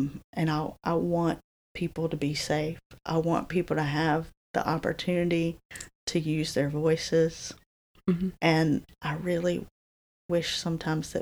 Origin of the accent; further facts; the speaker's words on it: Alamance County, North Carolina, United States; also born or lived in Washington, D.C.; my hometown